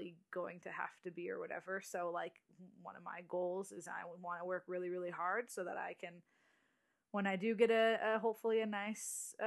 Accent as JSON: {"language": "English", "region": "West Coast", "country": "United States", "said": "I'm from the coast, the West Coast."}